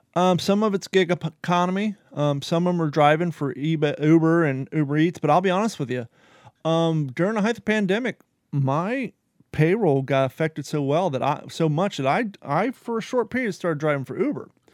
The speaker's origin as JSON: {"language": "English", "country": "United States", "tie": "born or raised there", "also_born_or_lived": "Ohio / Kentucky / California", "moved": "yes", "lives_now": "Florida, United States", "said": "I grew up in Ohio and Kentucky"}